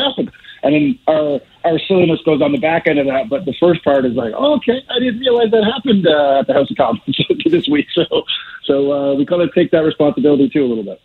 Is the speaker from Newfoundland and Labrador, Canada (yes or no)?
yes; Newfoundland and Labrador, Canada; now in Calgary, Canada; I was just from Newfoundland